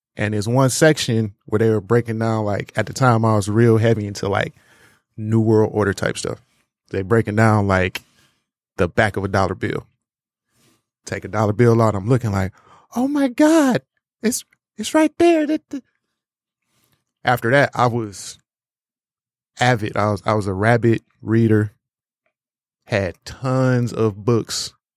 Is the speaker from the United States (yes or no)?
yes; Detroit, Michigan, United States; moved away as an adult; also born or lived in Farmington Hills / West Bloomfield; I lived in Detroit my whole life